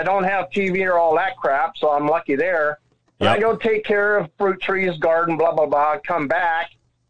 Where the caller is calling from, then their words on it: Pacific Northwest, United States; Up by the border, Washington, Idaho, Canada border, up here in the corner.